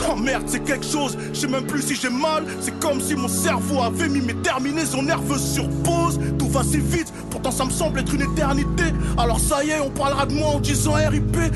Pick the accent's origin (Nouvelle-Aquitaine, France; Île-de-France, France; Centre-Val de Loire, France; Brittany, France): Île-de-France, France; Le Blanc-Mesnil; Français, d'origine des Z, je viens de la cité des Tilleuls à Blancoc, 9-3, 35, je bosse dans le textile